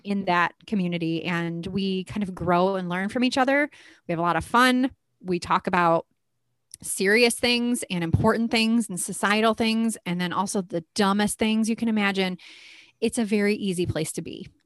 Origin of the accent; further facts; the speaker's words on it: Midwest, United States; We're very Midwestern here